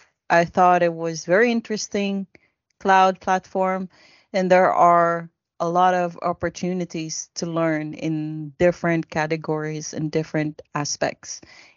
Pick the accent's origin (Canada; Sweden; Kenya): Sweden; I am from Sweden.